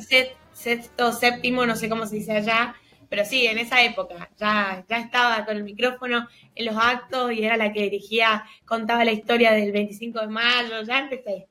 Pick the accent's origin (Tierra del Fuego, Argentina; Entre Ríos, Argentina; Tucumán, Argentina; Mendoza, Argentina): Mendoza, Argentina; yo soy de Mendoza, no soy de Buenos Aires, y acá te estila mucho romper con los esquemas